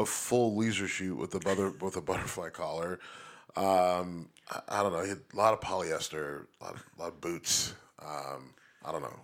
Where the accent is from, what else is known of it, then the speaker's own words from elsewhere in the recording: Youngstown, Ohio, United States; Trafficant from my hometown